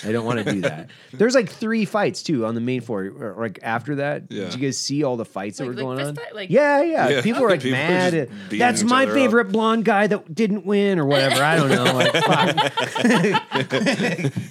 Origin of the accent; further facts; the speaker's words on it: Idaho, United States; moved away; my hometown in Idaho